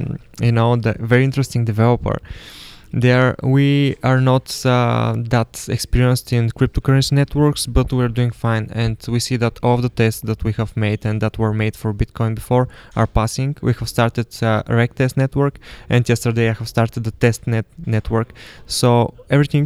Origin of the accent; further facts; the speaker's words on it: Burgas, Burgas Province, Bulgaria; moved away; I'm from Burgas, and it is an awesome place